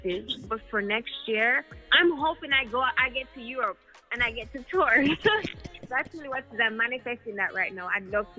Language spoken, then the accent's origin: English; Jamaica; also born or lived in United States; I grew up in the States and Jamaica, and it's important for me to blend both because I feel like that's who I am as a Jamaican